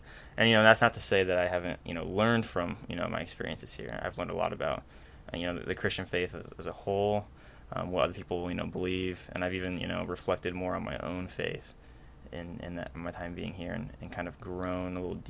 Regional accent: Fort Wayne, Indiana, United States; I grew up in Fort Wayne, Indiana

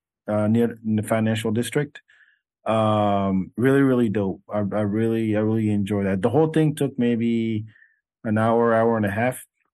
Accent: Senegal; born there; But I was born in Senegal.

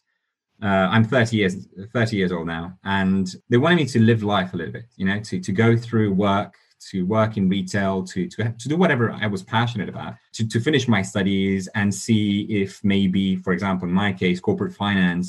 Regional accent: Italy; also born or lived in Romania; now in London, United Kingdom; I was born in Romania, grew up in Italy, been living in London for the last few years.

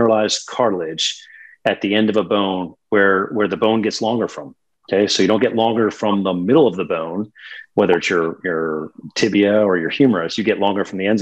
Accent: Pittsburgh, Pennsylvania, United States; moved away as an adult; also born or lived in Virginia / Charlotte, North Carolina / Birmingham, Alabama; originally born and raised in Pittsburgh, Pennsylvania

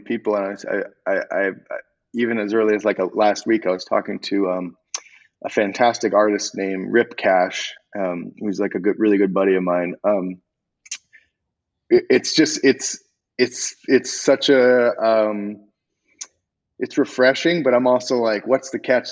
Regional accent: Arizona, United States; also born or lived in Los Angeles; growing up in Arizona

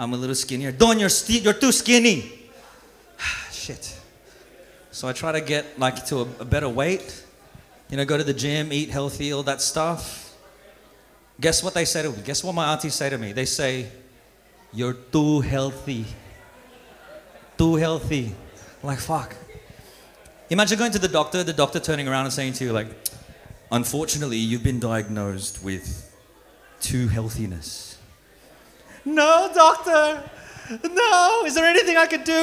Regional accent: Australia; also born or lived in Philippines; I was born in the Philippines and I grew up here in Australia

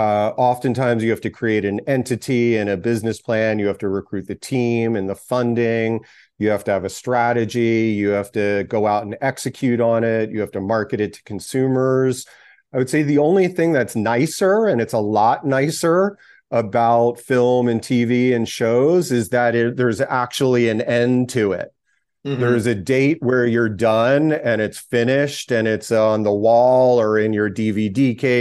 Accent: Pennsylvania, United States; born there; I guess just biographically, I was born in outside of Philadelphia.

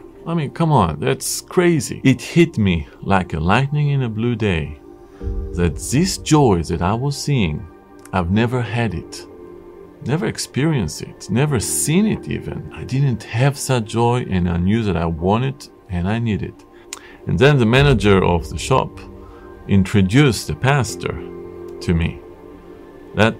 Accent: Jerusalem, Jerusalem District, Israel; moved away as an adult; also born or lived in Japan; I was born in Jerusalem, Israel, to a conservative family

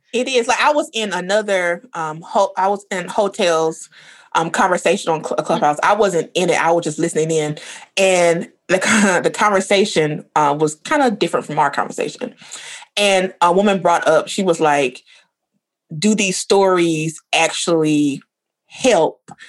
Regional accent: the South, United States; I grew up in the South

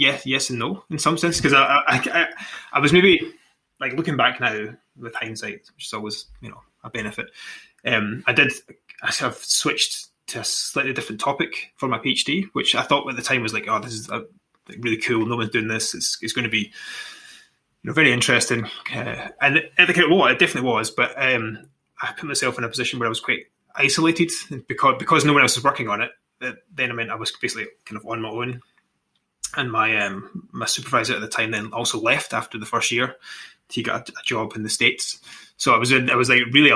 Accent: East Kilbride, Scotland, United Kingdom; from East Kilbride, so kind of modern, one of these like spillover towns, you know, south of Glasgow.

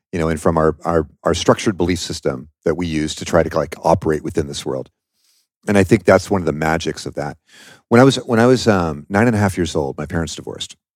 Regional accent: Washington, United States; I'm from Washington State, okay, and that's where I started the company.

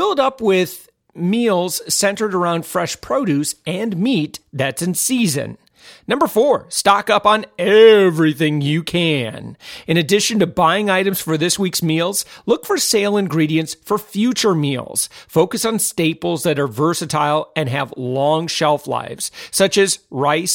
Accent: Orlando, Florida, United States; my hometown, Orlando, Florida

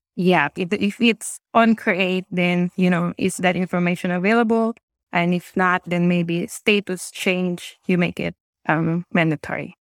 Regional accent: Philippines; moved away as an adult; also born or lived in Singapore / New Zealand; now in Wellington, New Zealand; I now live in New Zealand, but I'm originally from the Philippines

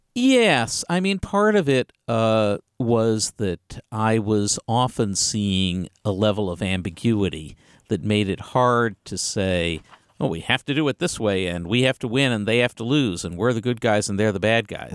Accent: Galveston, Texas, United States; also born or lived in Springfield; that's where I grew up, uh, in a, uh, lovely, uh, community on the Texas Gulf Coast

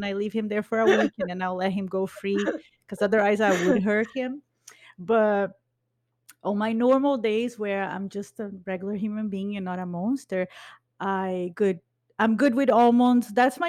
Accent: Brazil; born there; but I was born in Brazil. So I identify with the culture in Brazil.

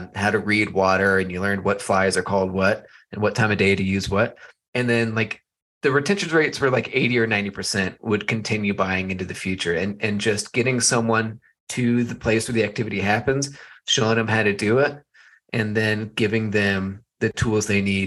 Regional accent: Texas, United States; now in Colorado, United States; I grew up in Texas

